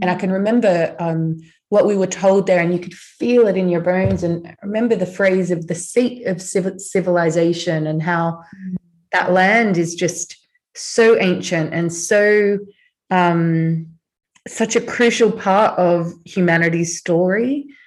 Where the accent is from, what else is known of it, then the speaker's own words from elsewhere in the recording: Australia; I grew up in Australia